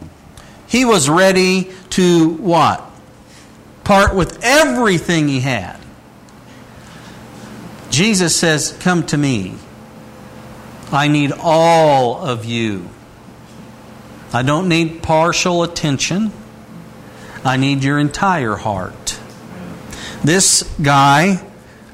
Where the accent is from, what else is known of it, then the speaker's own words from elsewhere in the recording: Indiana, United States; while I was growing up in Indiana